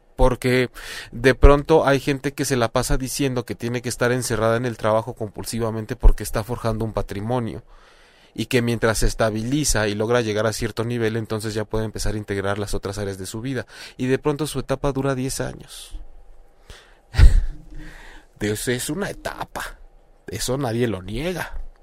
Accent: Mexico; lo digo como mexicano

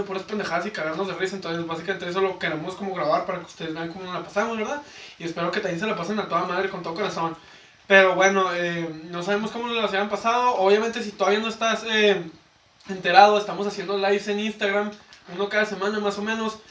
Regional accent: Ciudad Juárez, Chihuahua, Mexico; somos de Juárez

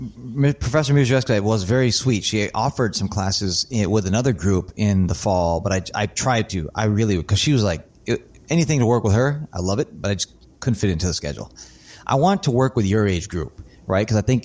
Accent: Chicago, Illinois, United States; moved away; I'm from Chicago originally.

